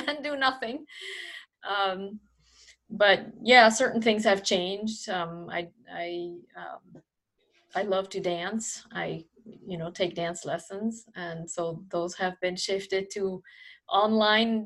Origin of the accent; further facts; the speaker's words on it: Switzerland; moved away as an adult; now in United States; growing up in Switzerland